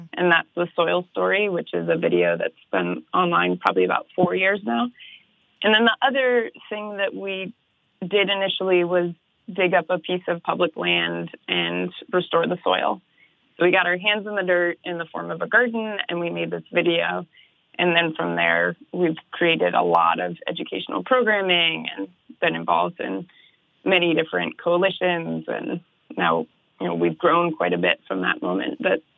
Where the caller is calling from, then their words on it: Los Angeles, California, United States; I'm in Los Angeles. That's where we're based.